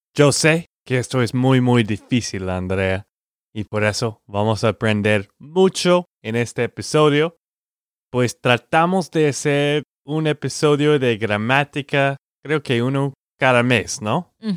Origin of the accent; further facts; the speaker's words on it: Texas, United States; Spanish is a second language; de Texas, Estados Unidos